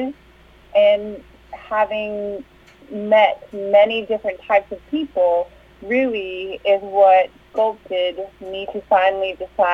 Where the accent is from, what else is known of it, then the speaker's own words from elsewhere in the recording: Tennessee, United States; also born or lived in California; We moved to Tennessee when I was 5 years old.